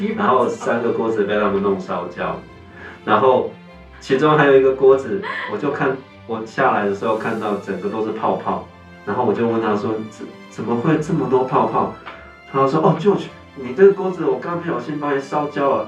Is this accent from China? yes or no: no; Taiwan; 我们台湾人好特别